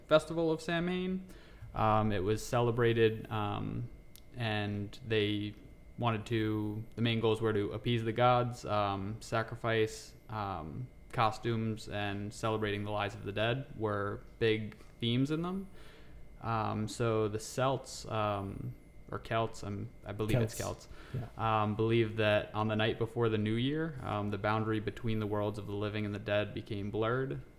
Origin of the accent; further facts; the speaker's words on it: New York, United States; moved away as an adult; now in Texas, United States; I'm originally from New York. Moved down to Texas about 2 years ago